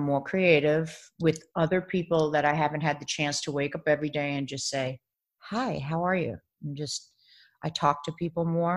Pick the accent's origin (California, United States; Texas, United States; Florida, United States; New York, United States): New York, United States; Baldwin; moved away as an adult; also born or lived in Bronx, New York City; now in Los Angeles, United States; I grew up in Baldwin, Long Island. Yeah. But I mean, I was born in New York City Hospital